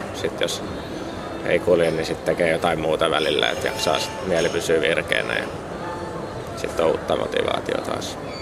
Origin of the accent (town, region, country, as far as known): Finland